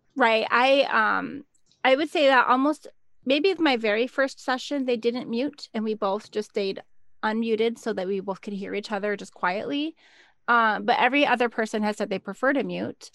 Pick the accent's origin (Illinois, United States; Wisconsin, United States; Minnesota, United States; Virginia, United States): Minnesota, United States; I'm from Minnesota